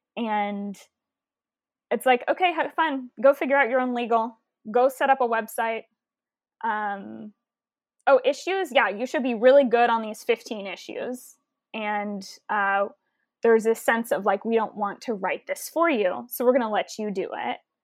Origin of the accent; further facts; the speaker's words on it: Houston, Texas, United States; I'm from Houston, Texas